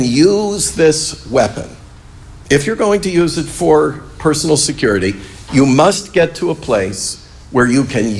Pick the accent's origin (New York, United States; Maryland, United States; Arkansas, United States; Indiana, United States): New York, United States; I grew up in New York State